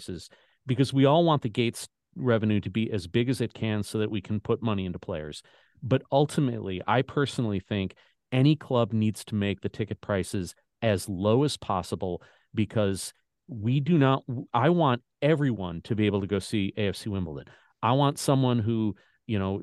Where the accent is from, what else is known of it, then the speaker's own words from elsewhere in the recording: Chicago, Illinois, United States; now in St. Louis, United States; So I'm originally from Chicago. My parents still live up there